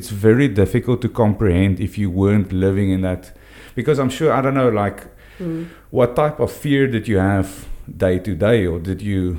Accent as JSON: {"language": "English", "town": "Stellenbosch", "region": "Western Cape", "country": "South Africa", "tie": "born or raised there", "also_born_or_lived": "Poland", "said": "I grew up in Stellenbosch, which was a little bit different than certain areas."}